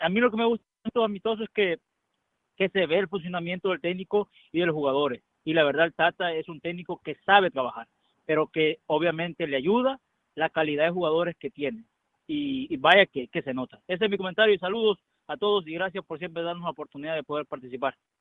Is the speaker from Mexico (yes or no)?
no; El Salvador; yo soy salvadoreño